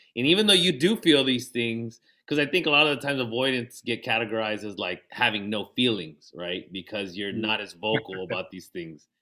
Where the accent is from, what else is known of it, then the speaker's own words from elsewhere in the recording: National City, California, United States; since we grew up in we grew up in National City